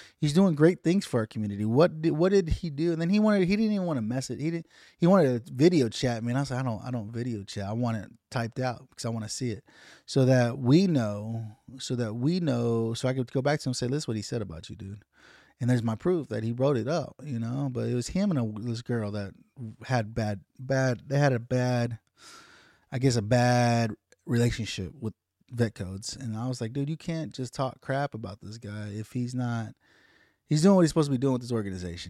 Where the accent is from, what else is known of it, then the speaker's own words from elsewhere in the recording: United States; as American citizens